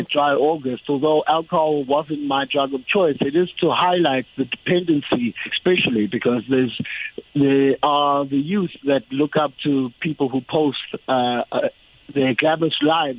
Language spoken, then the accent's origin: English; Durban, KwaZulu-Natal, South Africa; moved away; I was born and bred in Durban. Wow. Yeah, I grew up in Umlazi.